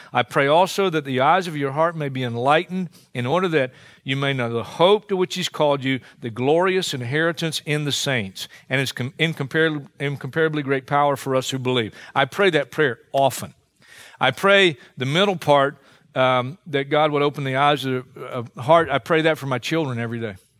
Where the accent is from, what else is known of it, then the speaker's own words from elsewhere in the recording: Hartsville, South Carolina, United States; my hometown of Hartsville, South Carolina